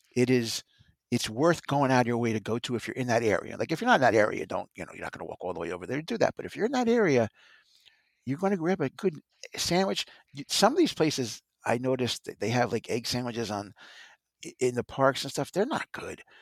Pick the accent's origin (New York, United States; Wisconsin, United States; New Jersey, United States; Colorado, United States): New Jersey, United States; I come from New Jersey